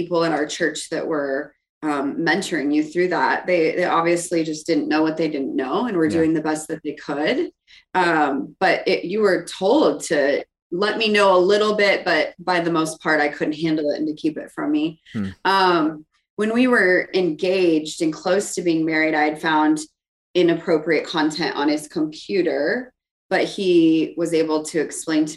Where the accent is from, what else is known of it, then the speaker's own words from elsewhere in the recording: South Dakota, United States; moved away; I grew up in here in the Midwest in South Dakota, in a pretty stereotypical Catholic home